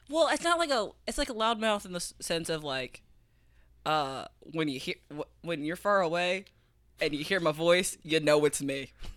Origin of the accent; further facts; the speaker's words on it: Fort Wayne, Indiana, United States; I'm with my friends in my hometown